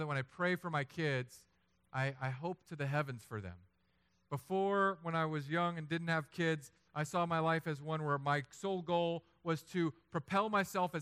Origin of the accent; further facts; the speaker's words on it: Philippines; I'm Filipino.